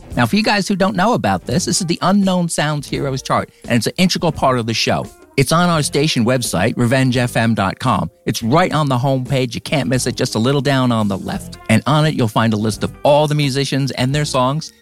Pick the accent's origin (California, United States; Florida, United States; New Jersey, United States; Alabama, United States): New Jersey, United States; I'm from New Jersey